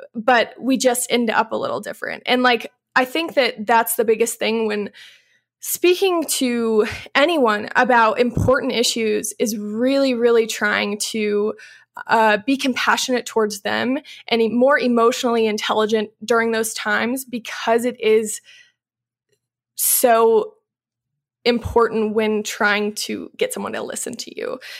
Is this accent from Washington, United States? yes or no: no; Louisville, Illinois, United States; moved away; I grew up in Louisville, Illinois, which is a small town of like a thousand people.